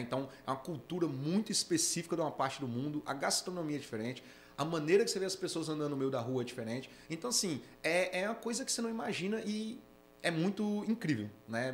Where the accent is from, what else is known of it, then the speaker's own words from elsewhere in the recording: Brasília, Federal District, Brazil; moved away as an adult; also born or lived in Natal; eu sou de Brasília, morei em Natal 10 anos